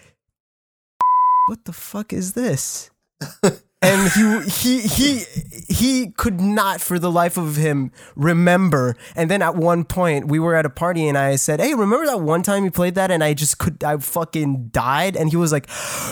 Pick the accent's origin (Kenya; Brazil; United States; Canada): Canada; I'm French. I'm Canadian